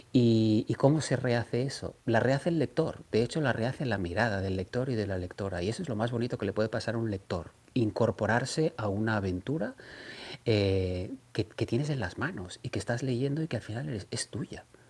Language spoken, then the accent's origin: Spanish; Catalonia, Spain; siendo catalán